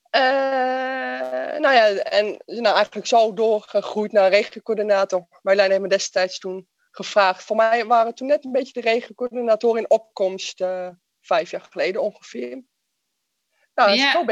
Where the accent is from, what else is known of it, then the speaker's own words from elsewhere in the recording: Hoogezand, Groningen, Netherlands; Ik kom uit uh, eh, Hogestand, provincie